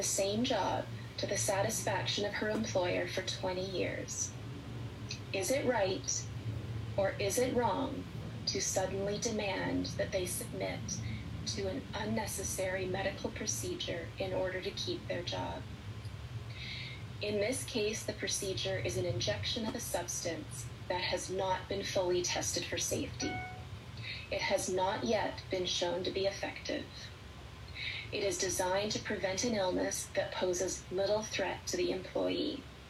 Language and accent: English; Canada; because I'm a professor of ethics and I'm a Canadian.